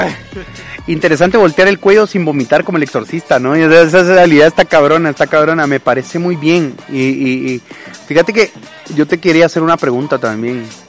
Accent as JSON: {"language": "Spanish", "town": "Salamá", "region": "Baja Verapaz", "country": "Guatemala", "tie": "born or raised there", "moved": "as an adult", "lives_now": "Jalapa, Guatemala", "said": "yo me crié también en Salamá"}